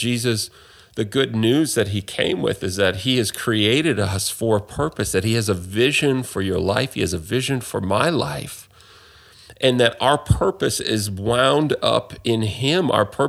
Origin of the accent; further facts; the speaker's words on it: Canada; especially in the culture that I'm from, that I grew up in Canada, in the West